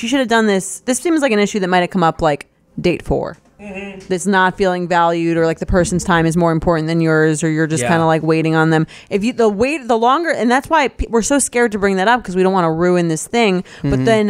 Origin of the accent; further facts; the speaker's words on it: California, United States; I'm from California.